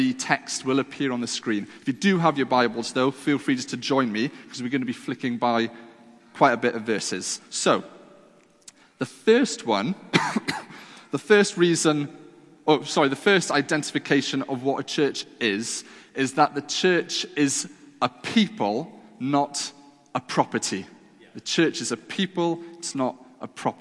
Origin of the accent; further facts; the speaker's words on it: Wales, United Kingdom; I was brought up in the classic old, dusty Welsh chapels. I feel like I can say that because I am Welsh